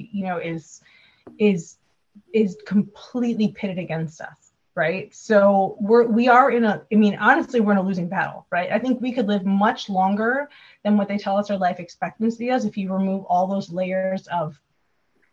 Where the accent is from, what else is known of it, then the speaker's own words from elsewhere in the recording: Wisconsin, United States; I'm from Wisconsin